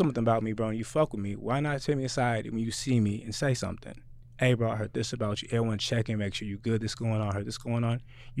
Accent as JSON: {"language": "English", "town": "Spanaway", "region": "Washington", "country": "United States", "said": "And I'm from Spanaway, so I always knew I was never really gonna make it because I'm from Spanaway."}